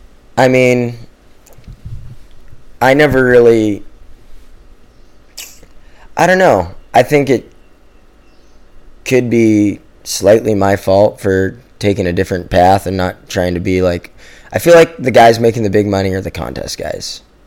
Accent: Hawaii, United States; Growing up in Hawaii, like, all the guys before us, that was the formula, you know?

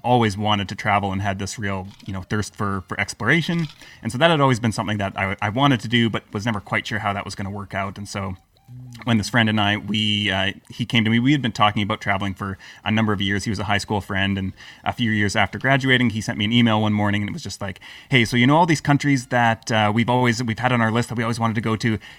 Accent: Canada; also born or lived in Croatia / Lisbon / United Kingdom; now in Serbia; I'm Canadian.

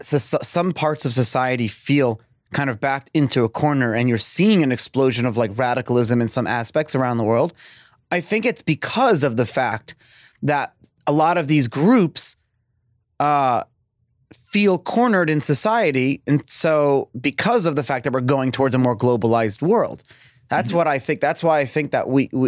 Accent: United States

